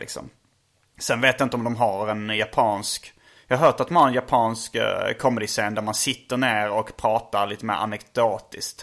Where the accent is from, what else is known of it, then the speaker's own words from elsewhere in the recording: Sweden; jag är från Sverige